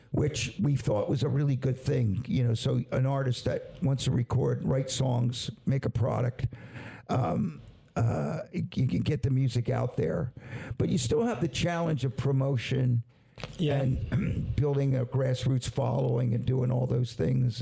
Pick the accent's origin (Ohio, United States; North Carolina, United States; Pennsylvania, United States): Pennsylvania, United States; Levittown; where I grew up, I grew up in Levittown, PA